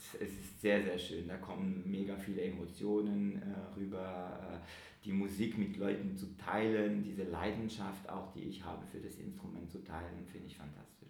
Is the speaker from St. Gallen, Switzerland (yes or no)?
no; Geneva, Switzerland; ich komme aus Genf